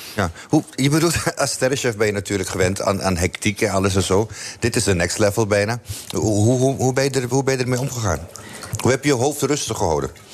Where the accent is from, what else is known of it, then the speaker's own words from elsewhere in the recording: Amsterdam, North Holland, Netherlands; now in Almere, Netherlands; ik ben in Amsterdam geboren en men vraagt me vaak waar kom je vandaan. En dan zeg ik Almere, maar daar woon ik.